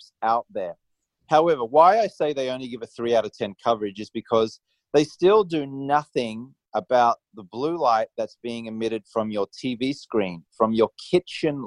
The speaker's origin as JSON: {"language": "English", "country": "Australia", "tie": "born or raised there", "said": "I grew up in Australia and I was just an Australian societally acceptable drinker"}